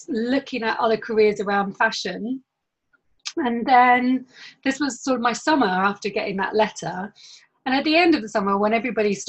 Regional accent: Northern Ireland, United Kingdom; I grew up in Northern Ireland

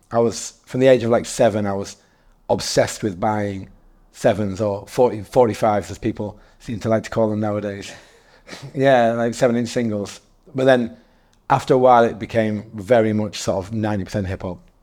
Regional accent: Darlington, North East England, United Kingdom; also born or lived in Newcastle / Leeds / Manchester; now in London, United Kingdom; I'm originally from, from a small, uh, market town called Darlington

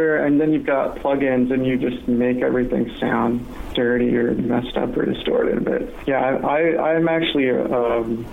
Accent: San Francisco, California, United States; now in Seattle, United States; I'm actually from San Francisco originally, but I've been in Seattle for like 15 years, 16, something like

